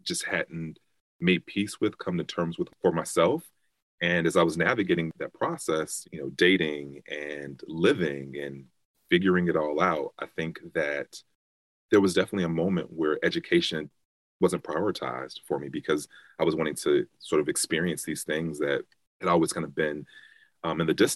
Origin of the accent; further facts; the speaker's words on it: Chicago, Illinois, United States; I am from Chicago, South Side, born and raised. So growing up in Chicago